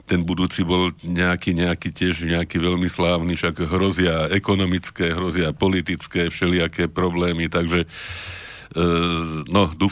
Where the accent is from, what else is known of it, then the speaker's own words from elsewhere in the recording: Trnava, Trnava Region, Slovakia; Ja som Trnavčan.